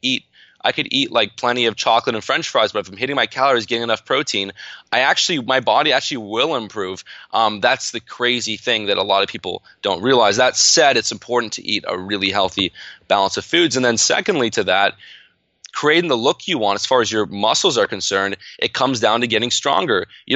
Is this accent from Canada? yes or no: yes; Canada; And I'm in Canada. And so that kind of resulted in a whole bunch of tax implications, being a Canadian entrepreneur partnering in the States.